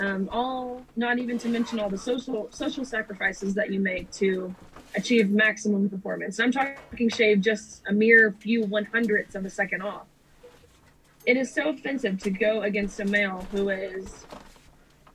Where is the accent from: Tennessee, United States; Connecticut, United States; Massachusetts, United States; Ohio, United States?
Tennessee, United States; Nashville; I'm from Nashville